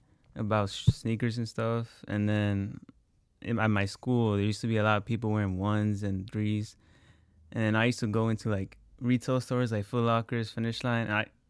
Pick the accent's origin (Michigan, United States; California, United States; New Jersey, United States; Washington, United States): New Jersey, United States; New Brunswick; I'm from New Brunswick, New Jersey. I run a small business.